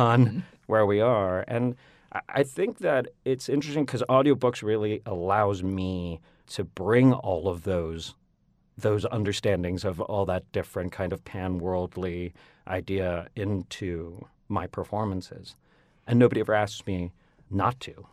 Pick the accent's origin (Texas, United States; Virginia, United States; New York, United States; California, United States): Virginia, United States; Northern; accent: Northern Virginia; I grew up in Virginia, you know, so a large part of my of, about, of my sound is at actually, weirdly, Northern Virginia